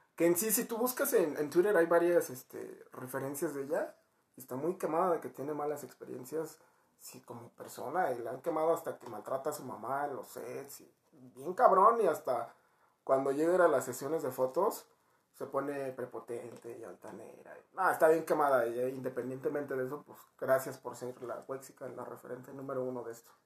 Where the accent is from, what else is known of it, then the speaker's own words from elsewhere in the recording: Mexico; los mexicanos somos